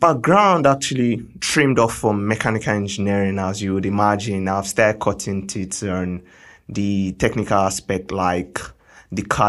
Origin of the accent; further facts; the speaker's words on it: Lagos, Nigeria; I was born and bred in Lagos, Nigeria